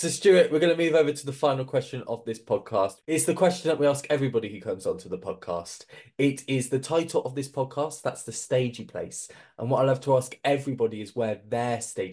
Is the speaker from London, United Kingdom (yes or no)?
no; Gloucester, South West England, United Kingdom; I'm from Gloucester anyway, so I'm very familiar with the Barn Theatre